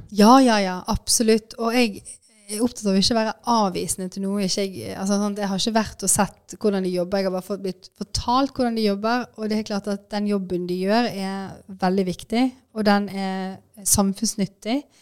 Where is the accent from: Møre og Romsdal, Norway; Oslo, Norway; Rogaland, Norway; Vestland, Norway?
Vestland, Norway; Bergen; Jeg er jo fra Bergen, heier på Brann.